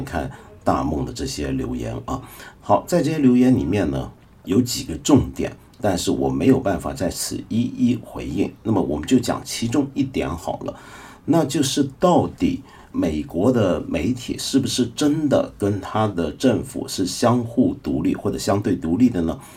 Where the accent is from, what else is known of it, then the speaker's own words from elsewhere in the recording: China; 我们中国人的传统